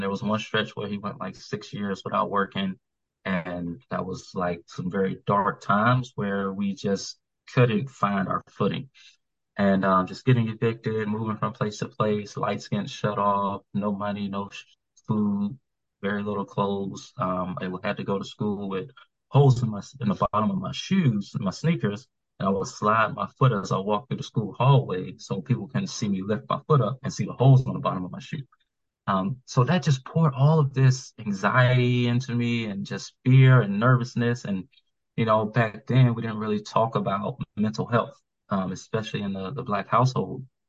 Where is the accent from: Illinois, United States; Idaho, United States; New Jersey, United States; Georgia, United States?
Georgia, United States; Atlanta; moved away as an adult; now in Maryland, United States; I was from Atlanta